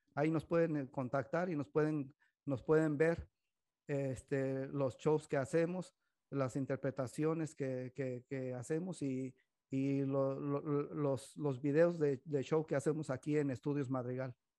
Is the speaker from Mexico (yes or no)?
yes; Mexico; now in Modesto, United States; nosotros como mexicanos